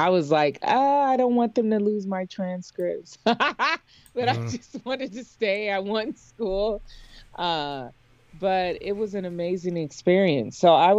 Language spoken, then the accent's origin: English; San Diego, California, United States; knew that I was from San Diego because I would remind him when I saw him on campus, Dr. Cole, it's … from San Diego.